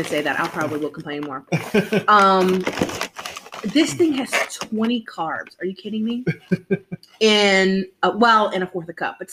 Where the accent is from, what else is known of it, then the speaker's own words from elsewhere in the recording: New Orleans, Louisiana, United States; I'm from New Orleans